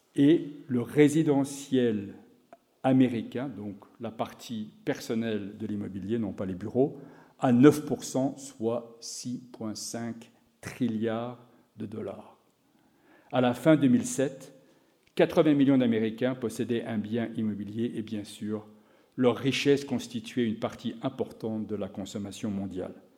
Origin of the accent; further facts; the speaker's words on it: France; moved away as an adult; also born or lived in Chicago, United States; J'ai quitté la France en 1985 pour l'université de Chicago